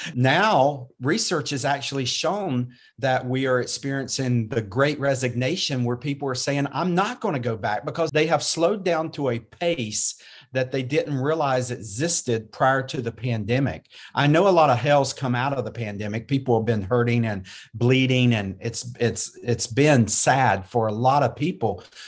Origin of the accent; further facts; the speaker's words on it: North Carolina, United States; I was born and raised in North Carolina